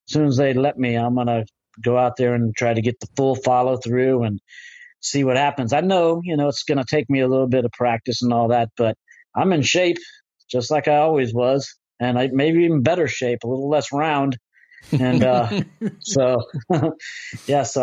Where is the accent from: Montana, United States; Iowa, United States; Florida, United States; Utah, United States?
Florida, United States; I'm actually from Florida, which it's a windy place here